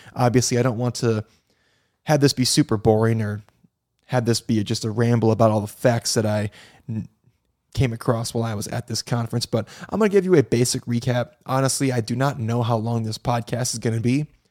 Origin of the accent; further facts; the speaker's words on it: Midwest, United States; now in Florida, United States; I'm from the Midwest. I live in Florida now